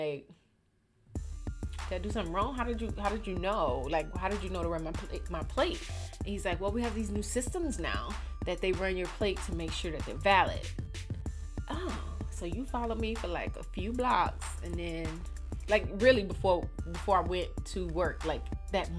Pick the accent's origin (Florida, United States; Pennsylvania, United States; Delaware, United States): Florida, United States; Miami; I'm from Miami